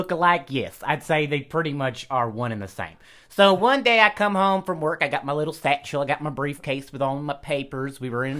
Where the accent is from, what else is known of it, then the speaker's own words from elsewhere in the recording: Burlington, Vermont, United States; I was born in Vermont. You know, I was born in Burlington, Vermont.